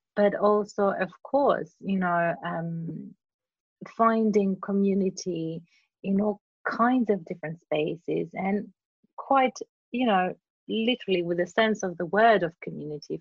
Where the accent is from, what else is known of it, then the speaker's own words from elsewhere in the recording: Cyprus; accent: Cypriot; English is a second language; moved away as an adult; also born or lived in Greece / Surrey, England; now in London, United Kingdom; I was born in Cyprus, but um, I grew up in Greece and Cyprus